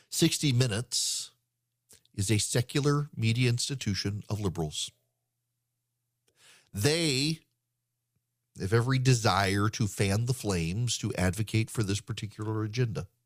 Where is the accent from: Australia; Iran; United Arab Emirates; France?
United Arab Emirates; Dubai; born or raised there